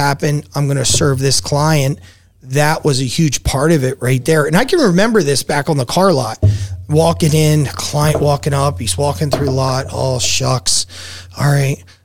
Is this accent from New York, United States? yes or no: no; New Jersey, United States; now in Las Vegas, United States; growing up in Jersey compared to Vegas, I would have never had that in Jersey.